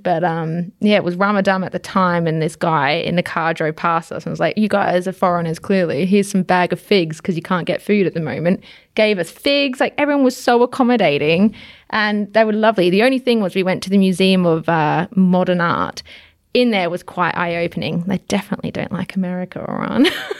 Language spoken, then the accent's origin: English; Victoria, Australia; I am from the Yarra Valley, so I should know my wine.